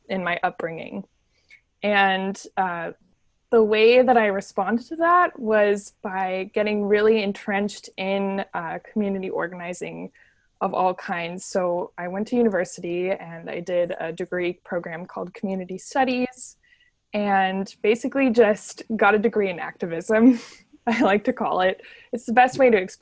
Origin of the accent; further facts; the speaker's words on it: Santa Cruz, California, United States; I grew up in Santa Cruz, California